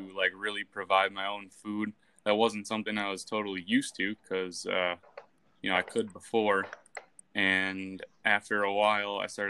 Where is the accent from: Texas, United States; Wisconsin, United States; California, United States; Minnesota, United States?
Wisconsin, United States; far north; I grew up far north in Wisconsin, kind of in the middle of the woods